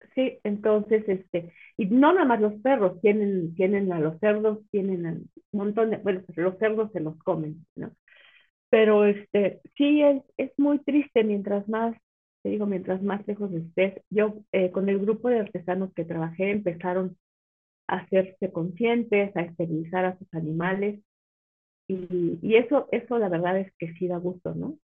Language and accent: Spanish; Pachuca, Hidalgo, Mexico; yo nací y crecí en Pachuca, en Pachuca Hidalgo